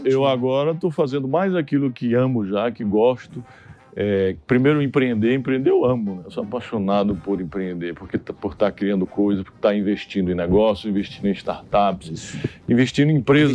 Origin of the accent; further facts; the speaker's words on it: Santana dos Garrotes, Paraíba, Brazil; moved away; eu fundei o Instituto de Diniz lá na minha cidade, Santana dos Garrotes